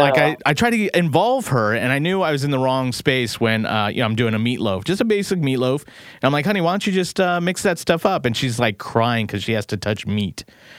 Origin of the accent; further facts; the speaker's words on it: San Leandro, California, United States; moved away as an adult; also born or lived in Madeira, Portugal; So I grew up in San Leandro, California, where it's like the epicenter for everything Portuguese in the Bay Area.